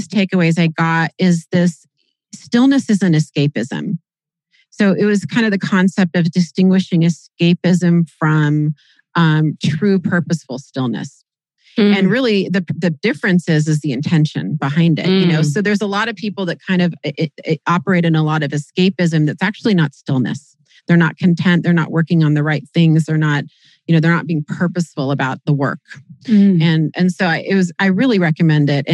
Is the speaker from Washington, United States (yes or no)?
yes; Kirkland, Washington, United States; Not just Seattle, Kirkland, my hometown